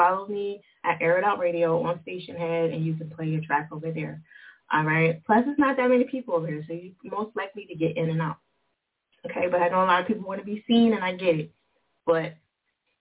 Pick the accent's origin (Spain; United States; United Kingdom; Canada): United States; New Jersey; Jersey, my home state